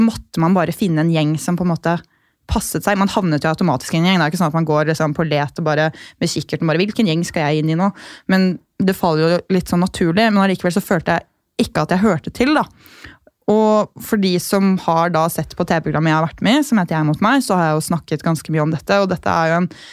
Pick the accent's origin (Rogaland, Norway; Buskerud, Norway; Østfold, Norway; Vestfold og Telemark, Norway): Buskerud, Norway; Gol; moved away; jeg kommer fra Gol, som er en kommune med 4000 innbyggere